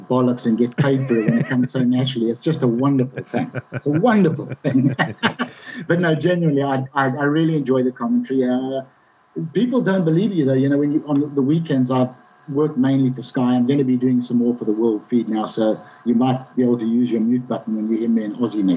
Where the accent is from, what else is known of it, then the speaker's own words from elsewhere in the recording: Bulawayo, Zimbabwe; I ever played in the golf club in Bulawayo, in my hometown